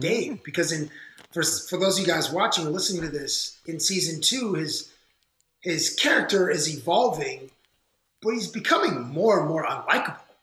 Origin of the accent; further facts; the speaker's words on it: Toronto, Ontario, Canada; I'm from Toronto. We're both from Toronto